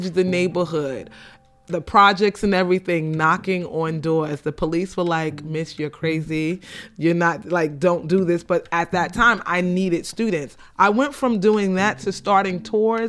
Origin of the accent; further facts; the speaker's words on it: New York City, New York, United States; I grew up on Green Avenue between Bedford and Franklin, which in the early 80s was not the place to be